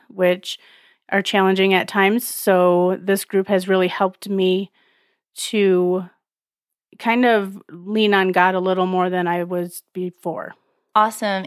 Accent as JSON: {"language": "English", "town": "Alpena", "region": "Michigan", "country": "United States", "said": "I am from Alpena, Michigan"}